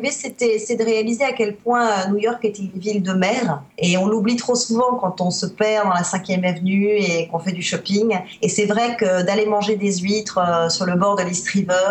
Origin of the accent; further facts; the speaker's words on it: Spain; French is a second language; also born or lived in Netherlands; Déjà, je suis née à l'étranger, je suis née en Espagne, j'ai grandi en Espagne, euh, j'ai vécu en Hollande aussi pendant deux ans, j'ai un peu la bougeotte dans le sang.